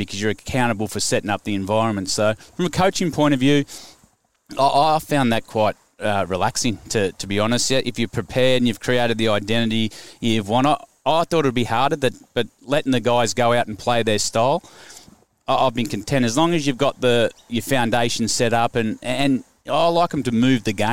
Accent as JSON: {"language": "English", "town": "Queanbeyan", "region": "New South Wales", "country": "Australia", "tie": "born or raised there", "also_born_or_lived": "Cowra / Gundagai / Canberra", "said": "I was actually born in Cowra. I was born in Cowra. Then my old man brought a pub in Gundagai, so I spent quite a bit of time there, then moved to Queanbeyan"}